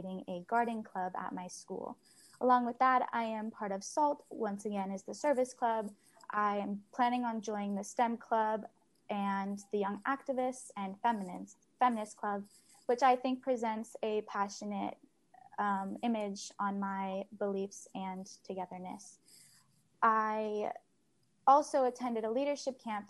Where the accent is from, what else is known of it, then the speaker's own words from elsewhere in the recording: Sacramento, California, United States; also born or lived in Roseville, California; When I moved to Sacramento at age 9, I was coming from Roseville